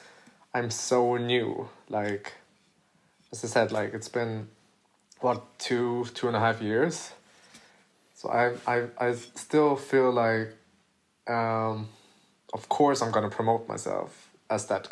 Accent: Gothenburg, Västra Götaland, Sweden; in my city, in my hometown, Gothenburg

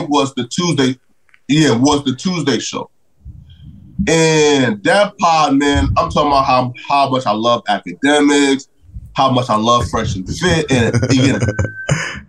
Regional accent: North Dakota, United States; I said North Dakota

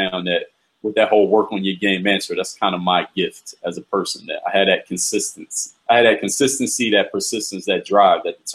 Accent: Philadelphia, Pennsylvania, United States; moved away; Philadelphia is my hometown

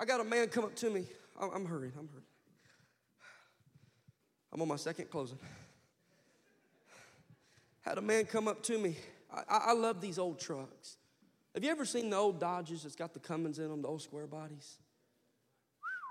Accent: Kansas, United States; I'm from Kansas and I'm a hillbilly.

